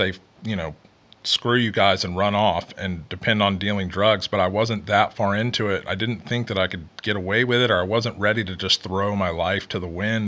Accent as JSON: {"language": "English", "town": "Houston", "region": "Texas", "country": "United States", "also_born_or_lived": "Kansas City", "said": "I'm from Houston originally"}